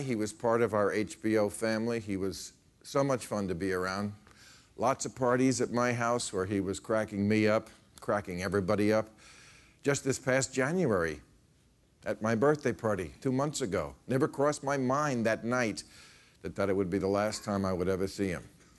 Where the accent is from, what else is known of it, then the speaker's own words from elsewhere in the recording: River Vale, New Jersey, United States; that's very close to where I grew up.